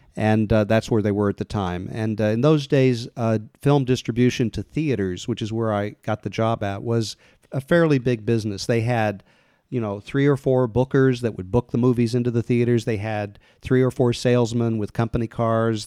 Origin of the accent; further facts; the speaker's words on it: Kansas City, Missouri, United States; moved away as an adult; now in Los Angeles, United States; I grew up in the Midwest in Kansas City